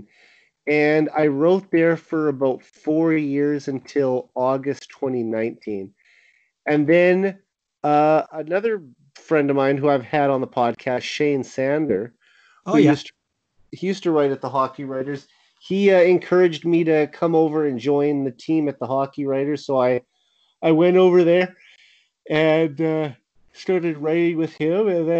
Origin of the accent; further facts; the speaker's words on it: Saskatoon, Saskatchewan, Canada; my hometown Saskatoon Blades